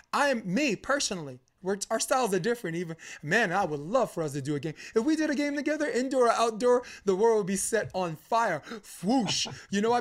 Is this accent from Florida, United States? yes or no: no; New York, United States; I'm a New Yorker